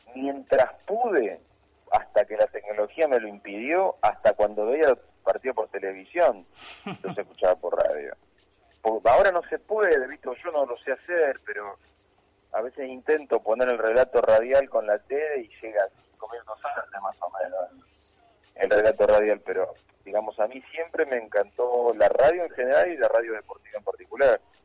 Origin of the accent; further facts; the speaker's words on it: Morón, Buenos Aires Province, Argentina; me quedé con Morón Chicago, sí, indudablemente de mi barrio